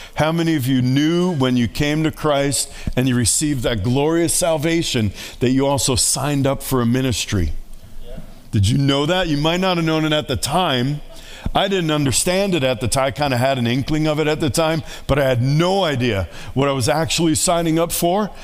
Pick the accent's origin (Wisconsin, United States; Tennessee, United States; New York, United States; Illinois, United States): New York, United States; New York City; moved away; I grew up in New York City